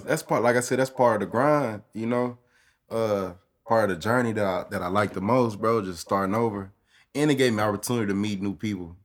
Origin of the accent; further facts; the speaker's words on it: Austin, Texas, United States; Born and raised